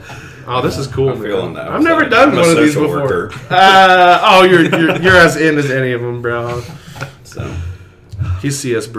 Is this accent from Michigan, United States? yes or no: no; Atlanta, Georgia, United States; I'm a gangster from Atlanta.